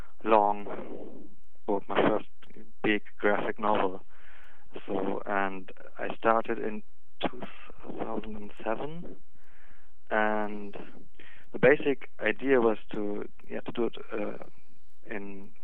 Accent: Northern Germany, Germany; English is a second language; Near Hamburg.

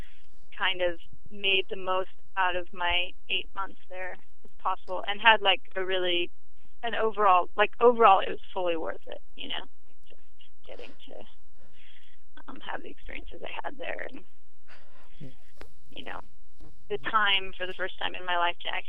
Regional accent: Portland, United States; I grew up in Portland

